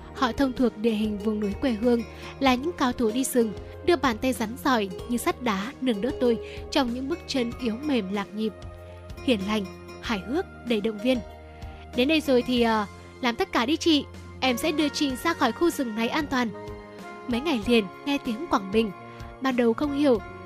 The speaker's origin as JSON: {"language": "Vietnamese", "area": "hometown with Tu Thuc Cave", "region": "Thanh Hóa", "country": "Vietnam", "tie": "born or raised there", "said": "quê hương của mình thì cũng có hang từ thức"}